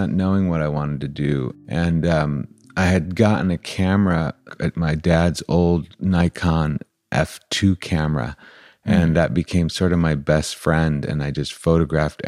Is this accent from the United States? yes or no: yes; Cleveland, Ohio, United States; moved away; also born or lived in Prague / California; growing up in Cleveland as an Iraqi kid